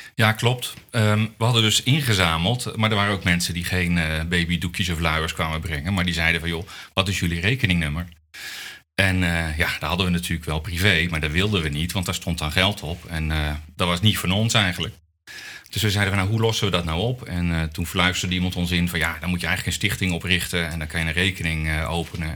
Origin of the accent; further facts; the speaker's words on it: Netherlands; als Nederlander